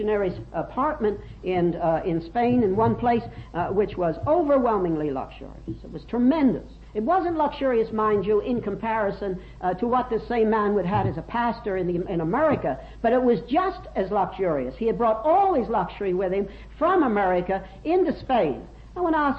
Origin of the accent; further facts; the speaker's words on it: United States; moved away as an adult; now in Switzerland; as an American